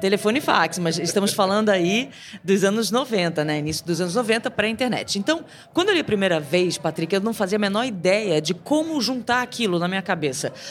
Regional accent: Rio de Janeiro, Brazil; moved away; also born or lived in São Paulo; eu sou carioca

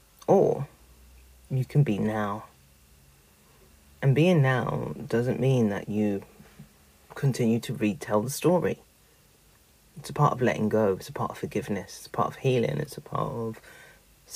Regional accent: London, United Kingdom; I grew up in Peckham. I went to Oliver Goldsmith School

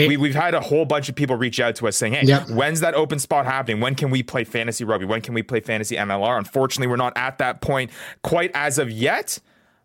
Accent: Canada; now in United States; born and raised in Canada, now living here in the United States.

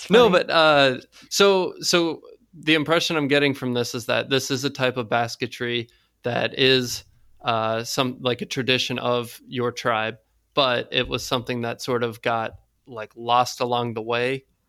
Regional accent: South Carolina, United States; I grew up in South Carolina

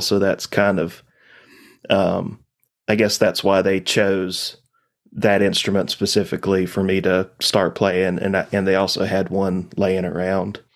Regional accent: Laurel Fork, Virginia, United States; I'm from Eastern Carroll County, Virginia

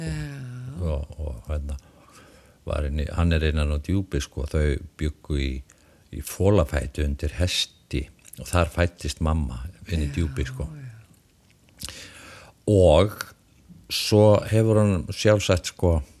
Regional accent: Iceland; moved away; ég er utan að landi

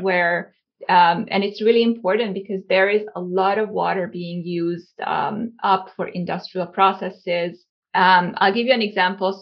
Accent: Hungary; also born or lived in Cape Town, South Africa; now in Southern California, United States; I was born and raised in Hungary.

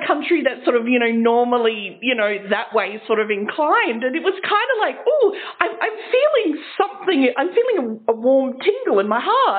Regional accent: Adelaide, South Australia, Australia; we're from Adelaide

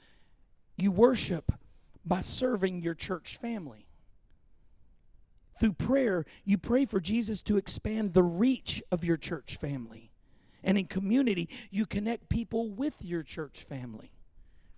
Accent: Louisiana, United States; growing up in Louisiana in the 70s and 80s

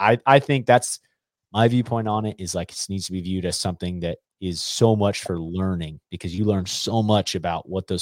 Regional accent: Colorado, United States; growing up in Colorado

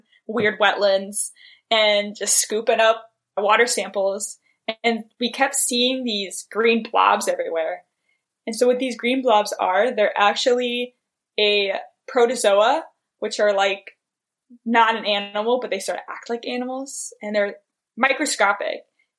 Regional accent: San Diego, California, United States; I grew up in San Diego next to the ocean

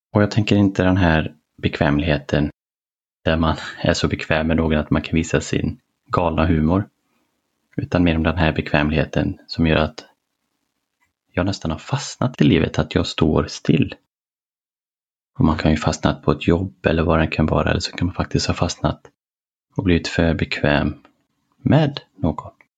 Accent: a small town smaller than Borås, Västra Götaland, Sweden; moved away; ville jag flytta tillbaka till den lilla ska man säga, byn eller mindre stan än Borås eh, där jag växte upp

